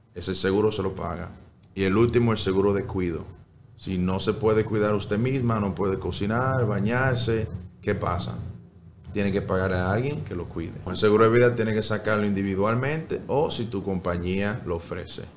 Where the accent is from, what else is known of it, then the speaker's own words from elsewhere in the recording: New York, United States; also born or lived in Salcedo, Dominican Republic / Santiago, Dominican Republic; now in Coral Gables, United States; Eh, nació mi hermano Michael y como a los seis años fui a Nueva York